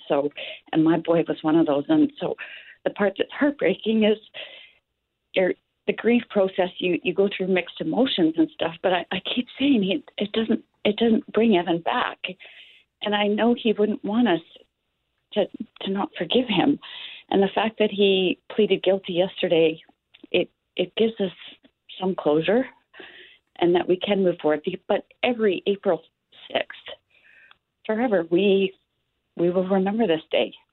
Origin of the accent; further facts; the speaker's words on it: Moose Jaw, Saskatchewan, Canada; I'm from Moose Jaw